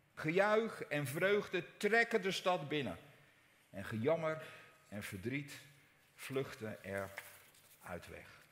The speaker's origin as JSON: {"language": "Dutch", "country": "Netherlands", "said": "wij zijn Nederlanders"}